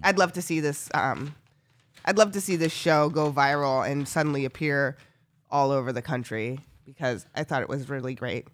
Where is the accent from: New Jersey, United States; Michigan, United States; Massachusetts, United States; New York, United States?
Massachusetts, United States; Northampton; growing up in Northampton